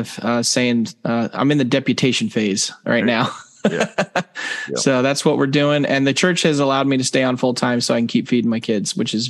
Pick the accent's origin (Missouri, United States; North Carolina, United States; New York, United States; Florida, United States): North Carolina, United States; also born or lived in Virginia; we're both from North Carolina